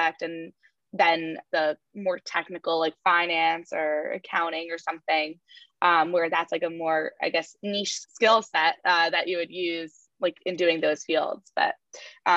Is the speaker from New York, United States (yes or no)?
yes; New York, United States; growing up in New York and being able to go to the hall and hear concerts